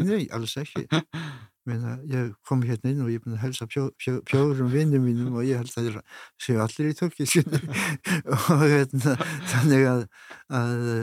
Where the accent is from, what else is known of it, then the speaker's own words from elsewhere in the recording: Iceland; við Íslandikar